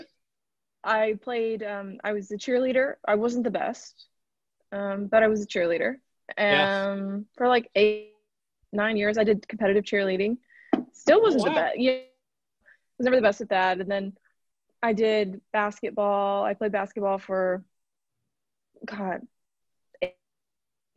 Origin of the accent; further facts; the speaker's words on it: Arkansas, United States; accent: Arkansas; I grew up in Arkansas